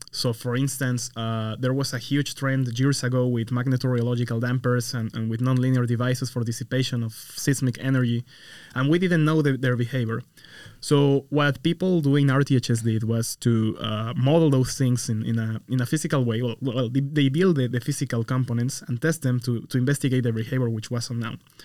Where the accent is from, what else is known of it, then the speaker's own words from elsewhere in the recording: Mexico; moved away as an adult; now in United States; I come from Mexico. I originally did my, my bachelor and my master's over there.